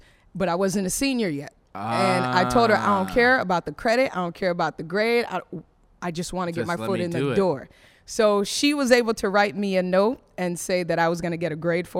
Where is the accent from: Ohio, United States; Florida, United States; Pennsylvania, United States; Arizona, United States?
Florida, United States; Broward County; also born or lived in Ottawa, Canada; Broward County is where I'm raised